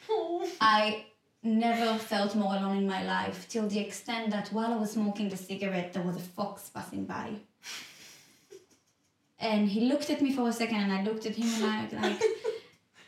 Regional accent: Israel; born or raised there; now in Cyprus

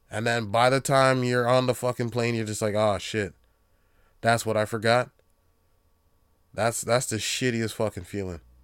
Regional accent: Jamaica; being Jamaican, Um, pretty much, I'd say ninety percent of my family is Christian

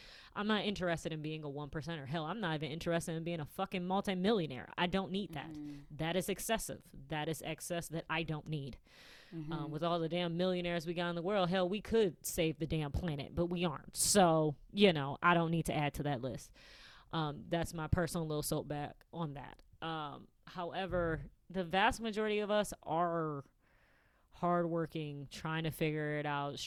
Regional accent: Michigan, United States; being a Midwesterner

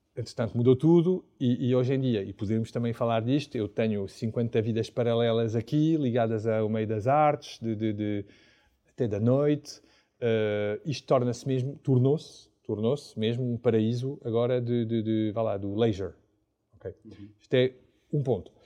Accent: Paris, Île-de-France, France; Portuguese is a second language; moved away as an adult; now in Portugal; eu sou de, de, de França, só vivi em Paris

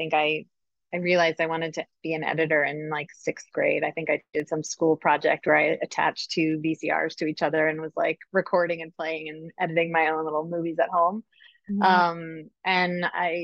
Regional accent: Succasunna, New Jersey, United States; moved away as an adult; also born or lived in Boston; I grew up in Sakasana, right where Roxbury High School is. I lived in the same house that I was, you know, from when I was born

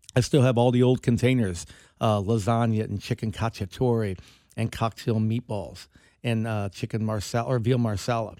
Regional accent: Kansas City, Missouri, United States; we're from Kansas City.

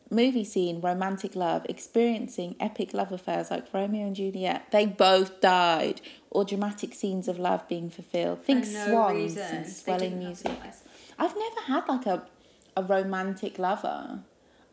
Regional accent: United Kingdom; we're British

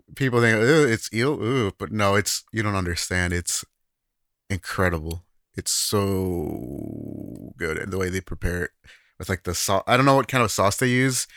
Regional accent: United States; now in Japan; as an American

